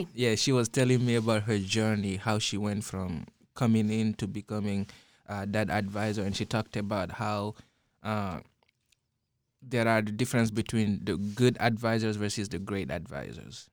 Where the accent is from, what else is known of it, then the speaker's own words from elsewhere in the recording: Guinea; moved away; growing up in Guinea